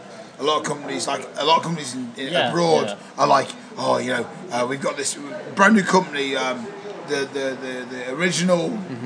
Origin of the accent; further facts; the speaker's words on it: Leeds, Yorkshire and the Humber, United Kingdom; I'm from Leeds.